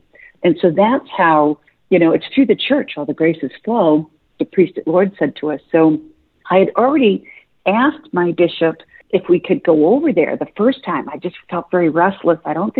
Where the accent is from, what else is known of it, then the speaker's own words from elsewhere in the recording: United States; I'm so American.